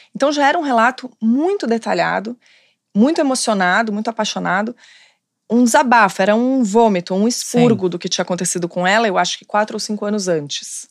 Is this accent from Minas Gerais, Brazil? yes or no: no; São Paulo, Brazil; moved away as an adult; now in Rio de Janeiro, Brazil; E sou de São Paulo, mas moro aqui no Rio